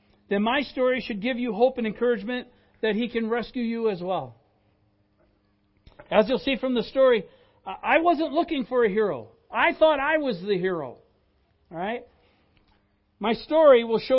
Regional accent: Sugar Bush, Wisconsin, United States; I grew up in a little town called Sugar Bush, Wisconsin.

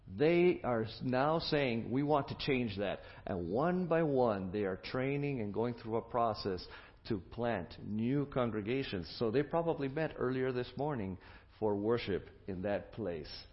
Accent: Michigan, United States; I come from Michigan, and we are proud of Michigan

